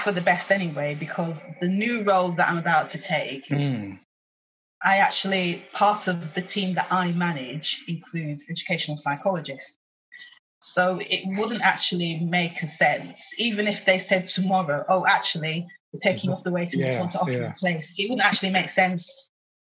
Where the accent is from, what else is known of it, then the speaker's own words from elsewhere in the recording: Oldham, North West England, United Kingdom; moved away as an adult; also born or lived in London; I was born in Oldham, which is halfway between the Yorkshire Dales and Lancashire. Mm. But we sit on the Lancashire side.